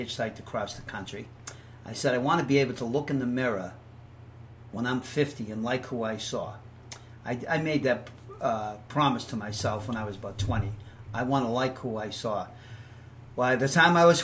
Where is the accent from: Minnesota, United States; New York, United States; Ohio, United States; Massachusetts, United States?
Massachusetts, United States; Boston; moved away as an adult; also born or lived in California; I'm from Boston, Massachusetts